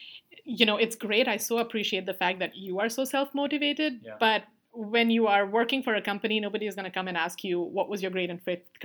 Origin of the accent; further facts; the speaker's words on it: India; moved away as an adult; now in United States; So I saw the difference between how I was raised back in India and then how my friends' kids were being raised here in US and in Canada.